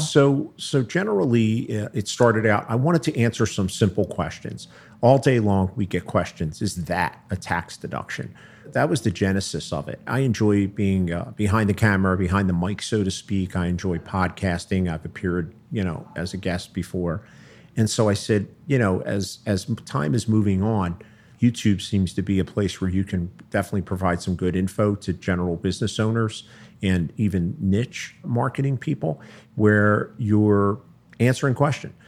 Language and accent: English; Philadelphia, Pennsylvania, United States; moved away as an adult; also born or lived in South Jersey; now in Cherry Hill, United States; I grew up in, I grew up in Philly.